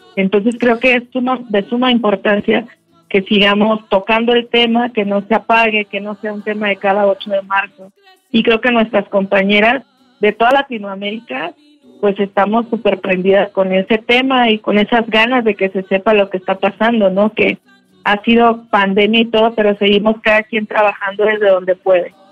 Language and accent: Spanish; Mexico